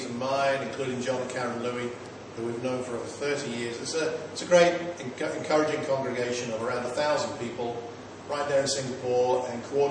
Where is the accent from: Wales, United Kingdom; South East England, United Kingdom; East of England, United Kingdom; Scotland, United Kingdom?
East of England, United Kingdom; Watford; Well, Watford, just outside London.